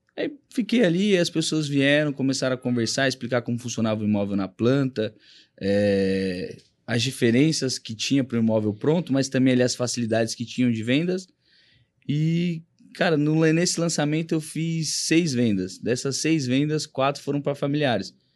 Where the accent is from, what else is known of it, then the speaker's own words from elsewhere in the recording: Rondon, Paraná, Brazil; moved away as an adult; now in São Paulo, Brazil; eu vim do Paraná para cá. É, atuei um pouco lá